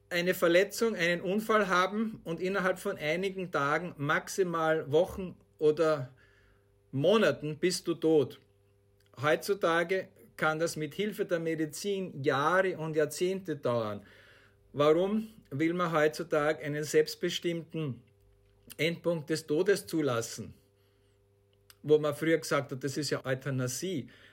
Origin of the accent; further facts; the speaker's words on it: Austria; Bei uns in Österreich